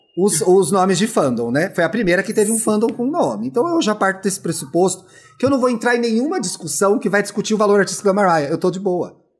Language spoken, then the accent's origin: Portuguese; Brazil; a gente, enquanto brasileiro